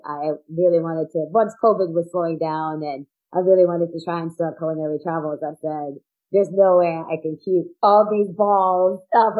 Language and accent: English; Jamaica; there's a joke about being Jamaican there, you know, you have like 9 jobs.